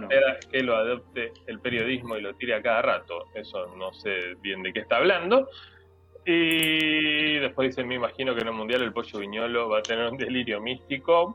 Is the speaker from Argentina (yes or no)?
yes; Argentina; soy argentino